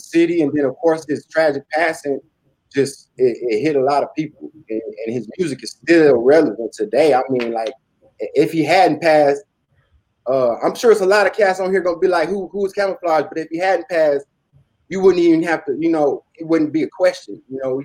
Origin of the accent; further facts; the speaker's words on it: Hinesville, Georgia, United States; accent: Southern twang; also born or lived in Oklahoma; I'm actually from Hinesville, Georgia